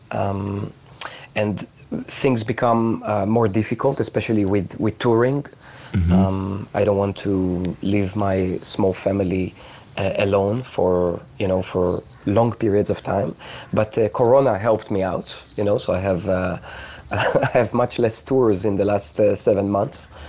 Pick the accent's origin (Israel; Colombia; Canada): Israel; you know I come from Israel, although I have friends like all over the world uh, right now.